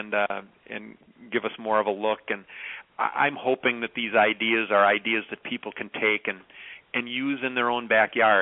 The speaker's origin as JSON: {"language": "English", "area": "Clark County", "region": "Wisconsin", "country": "United States", "tie": "born or raised there", "said": "Clark County, where I grew up, is one of the five poorest counties in Wisconsin."}